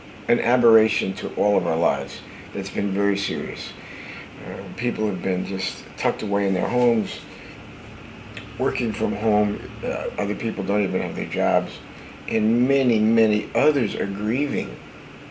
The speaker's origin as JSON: {"language": "English", "region": "New Jersey", "country": "United States", "tie": "born or raised there", "said": "a guy I grew up with in New Jersey"}